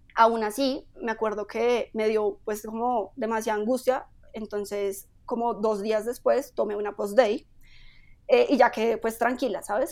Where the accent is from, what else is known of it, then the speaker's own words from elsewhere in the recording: Bogotá, Colombia; yo soy una persona, una mujer que nació en Bogotá